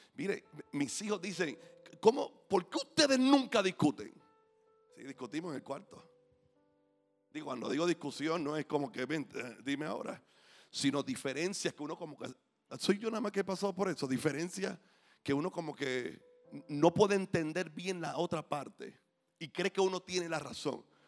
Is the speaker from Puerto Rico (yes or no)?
yes; Puerto Rico; como puertorriqueños